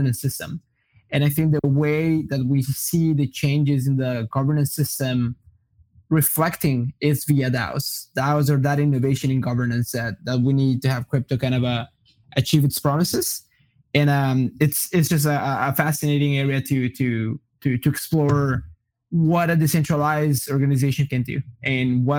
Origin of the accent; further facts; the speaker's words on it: Brazil; English is a second language; also born or lived in Colombia / Iowa, United States; now in Austin, United States; I am originally from Colombia. When I was relatively young, like when I was 8 or 9, I moved to Brazil. I grew up in Brazil, so I grew up like speaking Portuguese and Spanish.